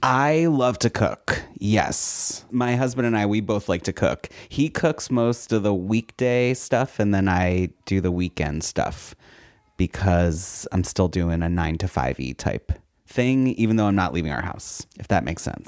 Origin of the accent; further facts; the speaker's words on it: Philadelphia, Pennsylvania, United States; I grew up in Philly